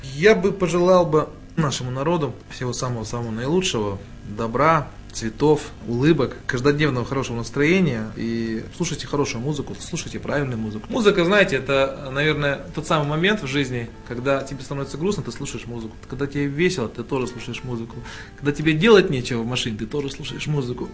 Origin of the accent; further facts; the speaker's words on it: Almaty, Kazakhstan; нас было человек 10 казахов из Алматы